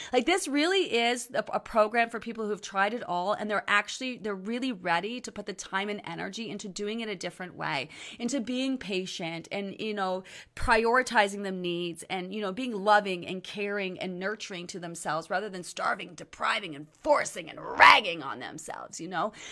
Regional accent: Canada; I'm Canadian, okay? I'm Canadian.

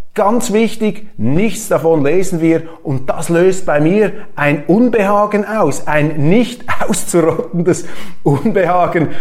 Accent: Switzerland; als Schweizer

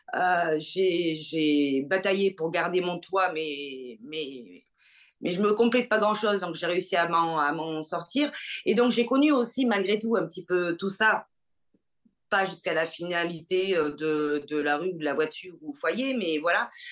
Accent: Bordeaux, Nouvelle-Aquitaine, France; je suis bordelaise

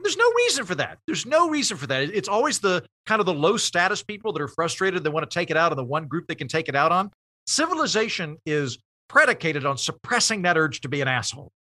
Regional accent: Oklahoma, United States; moved away as an adult; also born or lived in Oxford, United Kingdom / Edinburgh, United Kingdom / Los Angeles; I'm from Oklahoma. I went, I, and I graduated from college there. I didn't leave Oklahoma till I was twenty-three.

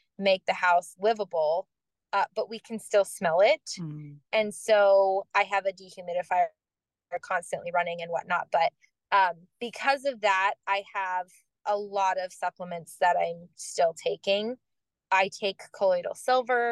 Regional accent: Florida, United States; moved away as an adult; now in Tennessee, United States; I'm from Florida.

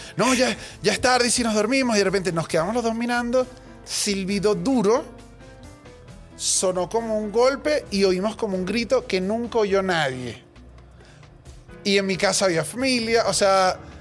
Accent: Caracas, Capital District, Venezuela; yo soy de Caracas

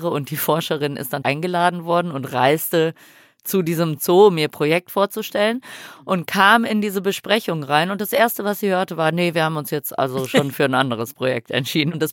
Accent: Switzerland; Ich komme aus der Schweiz, Frauke ist in Frankfurt zugestiegen

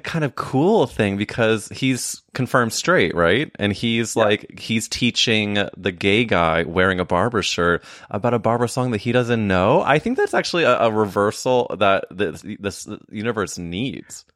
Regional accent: Midwest, United States; moved away as an adult; now in New York, United States; when I was growing up in the Midwest.

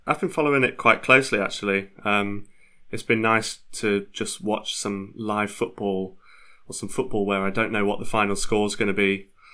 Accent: Leeds, Yorkshire and the Humber, United Kingdom; moved away as an adult; now in London, United Kingdom; I was raised in Leeds, um, lived there for a large proportion of my life

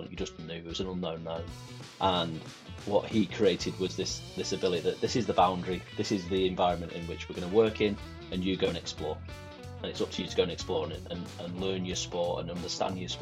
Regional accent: Manchester, North West England, United Kingdom; I grew up in South Manchester, and it's tough

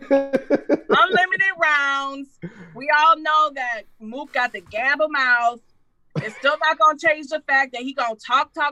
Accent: Detroit, Michigan, United States

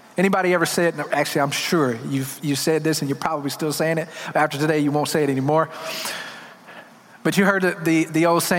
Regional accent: Detroit, Michigan, United States; I'm from Detroit

